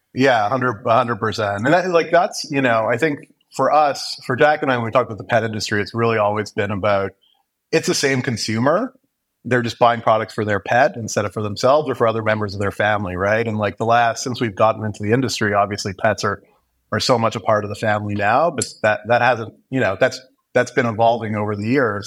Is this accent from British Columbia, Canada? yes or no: no; Montreal, Quebec, Canada; moved away as an adult; now in Toronto, Canada; I grew up in Montreal, born and, and raised there.